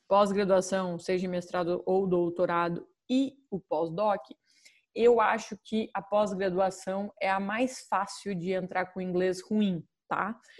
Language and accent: Portuguese; Paraná, Brazil; now in United States; eu sou do Paraná